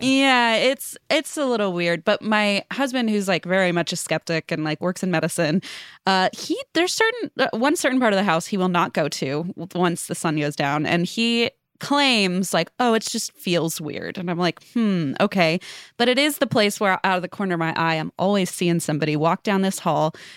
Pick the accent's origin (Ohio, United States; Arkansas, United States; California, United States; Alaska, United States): Ohio, United States; Cincinnati; moved away as an adult; also born or lived in Los Angeles; now in Northern Kentucky, United States; I moved back to my hometown of Cincinnati during COVID, but, uh, it's Northern Kentucky area.